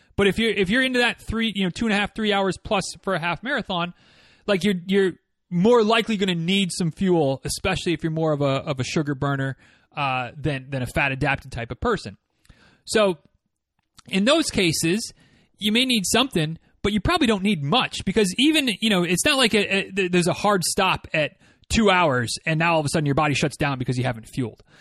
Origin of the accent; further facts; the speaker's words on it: Northern Michigan, United States; moved away; growing up in Northern Michigan like I did